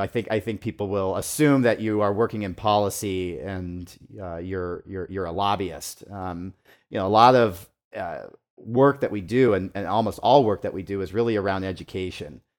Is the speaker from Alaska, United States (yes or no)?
yes; Homer, Alaska, United States; now in Seattle, United States; Originally from from Homer, grew up